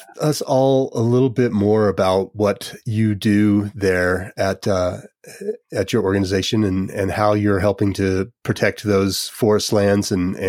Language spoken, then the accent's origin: English; Gunnison, Colorado, United States; I grew up in Gunnison